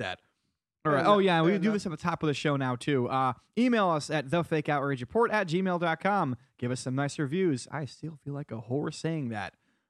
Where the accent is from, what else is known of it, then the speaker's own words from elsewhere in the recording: Connecticut, United States; Because I'm from Eastern Connecticut, which is fucking rural as fuck.